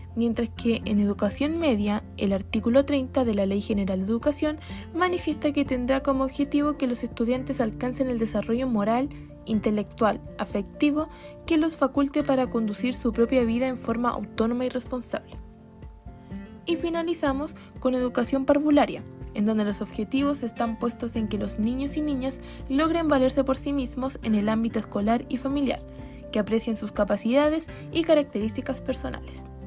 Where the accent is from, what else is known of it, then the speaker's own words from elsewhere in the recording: Chile; nuestro país